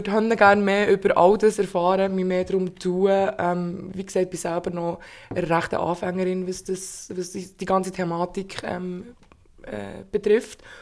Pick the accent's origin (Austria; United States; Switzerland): Switzerland; Bern; Ähm, ich bin 29 in Bern geboren und aufgewachsen.